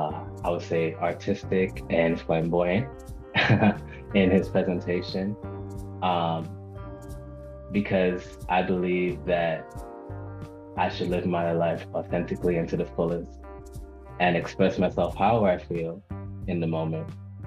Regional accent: Antigua & Barbuda; also born or lived in Guyana / New York, United States; I was born in New York. I am a West Indian. My mom is from Antigua. My dad is from Guyana. I was raised in Antigua and Guyana as a child. So I'm very West Indian centered.

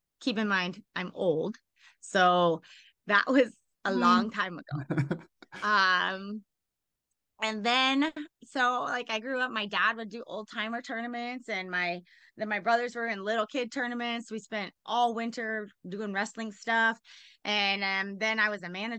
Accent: Cumberland, Iowa, United States; moved away as an adult; also born or lived in New Mexico / Albuquerque; I grew up in Cumberland, which is 250 people.

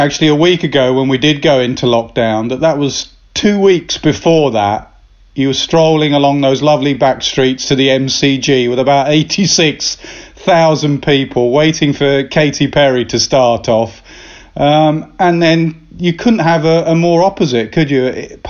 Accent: Chennai, Tamil Nadu, India; Well, I was brought up basically at the Chepauk Stadium

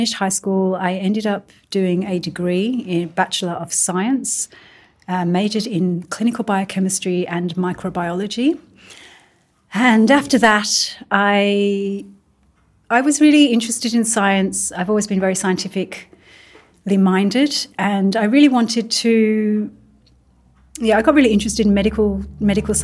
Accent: Midlands, United Kingdom; also born or lived in Birmingham; now in Mullumbimby, Australia; I grew up in England. I grew up in the Midlands.

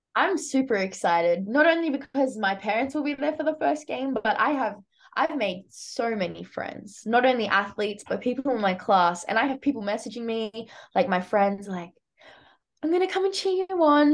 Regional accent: New South Wales, Australia; accent: Australian; moved away as an adult; now in United States; I'm from Australia. It's an island.

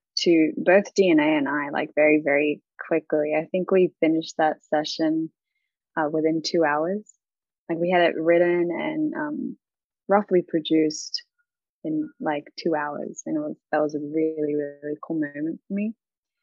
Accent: Australia; moved away; also born or lived in Philippines; I was born and raised in Australia, and then I moved to the Philippines for a bit. So I had to kind of, fix a little bit of my accent for people to understand me more in the Philippines.

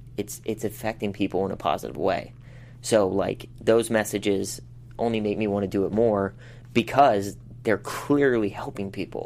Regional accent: Pittsburgh, Pennsylvania, United States; moved away as an adult; now in Los Angeles, United States; I come from Pittsburgh, like I said, it's a very blue collar town.

